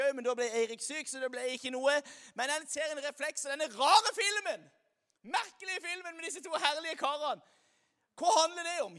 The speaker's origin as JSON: {"language": "Norwegian", "town": "Lyngdal", "region": "Agder", "country": "Norway", "moved": "yes", "lives_now": "Stavanger, Norway", "said": "jeg kommer her fra Lyngdal"}